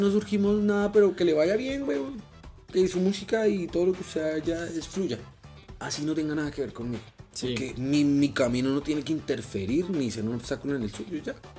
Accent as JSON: {"language": "Spanish", "town": "Madrid", "region": "Cundinamarca", "country": "Colombia"}